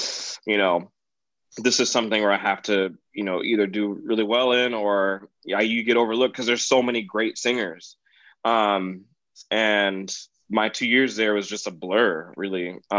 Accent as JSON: {"language": "English", "town": "Wheaton", "region": "Illinois", "country": "United States", "said": "like I'm from Wheaton, like what's up, y'all"}